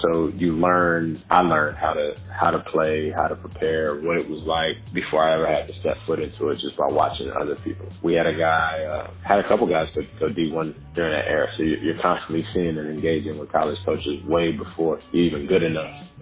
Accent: Charlotte, North Carolina, United States; born and raised, Charlotte, North Carolina, Carolina Medical Center

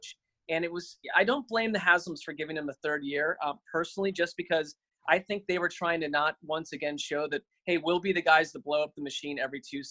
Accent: Connecticut, United States; I grew up in Connecticut

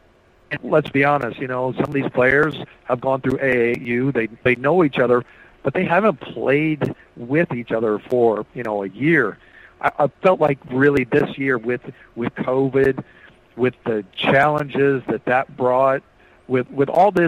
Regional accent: Noblesville, Indiana, United States; also born or lived in Bloomington, Indiana / Lawrence, Indiana; I'm from Indiana. I grew up in Lawrence and Noblesville, and I was born in Bloomington

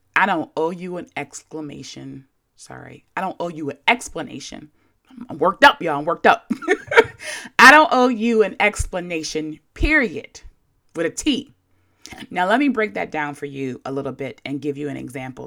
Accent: Baltimore, Maryland, United States; I'm from Baltimore, a place where we affectionately call people whores and overly use the word yo.

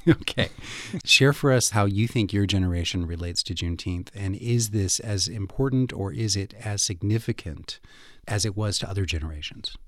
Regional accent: Fort Worth, Texas, United States; now in Tucson, United States; I grew up in Texas, in Fort Worth

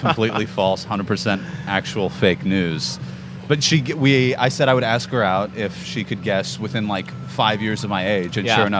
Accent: Chicago, Illinois, United States; now in Houston, United States; I'm from Chicago. My parents live 7 blocks from Wrigley.

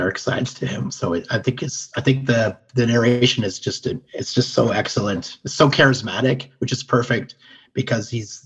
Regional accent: Canada; We are Canadian

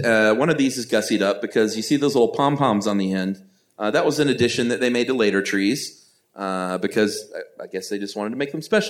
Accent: Atlanta, Georgia, United States; I'm just from Atlanta.

